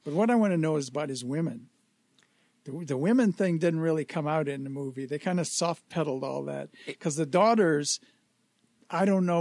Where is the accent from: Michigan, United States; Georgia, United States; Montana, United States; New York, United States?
Michigan, United States; Detroit; moved away; my hometown